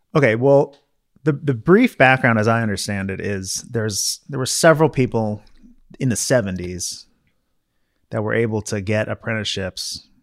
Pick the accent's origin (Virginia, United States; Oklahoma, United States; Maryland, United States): Maryland, United States; growing up in Maryland